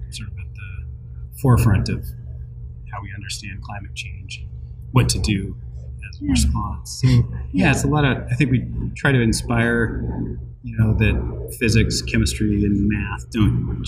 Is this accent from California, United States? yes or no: yes; Northern California, United States; moved away as an adult; also born or lived in Ohio / Wisconsin; Originally, I'm from Northern California